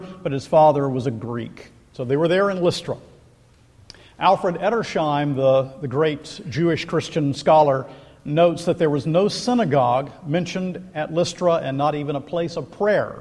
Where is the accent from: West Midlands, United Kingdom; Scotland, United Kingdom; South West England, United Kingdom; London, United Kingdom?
Scotland, United Kingdom; I'm a Scot.